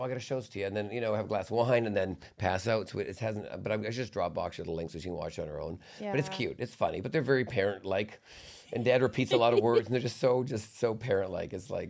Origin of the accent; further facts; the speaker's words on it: Vancouver, British Columbia, Canada; No, I grew up in Vancouver, so there's water around me.